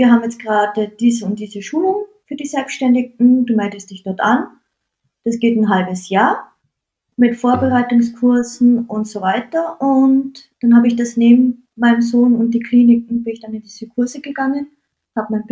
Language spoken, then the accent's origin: German; Landeck, Tyrol, Austria; Jawohl, also ich bin aus Tirol, genau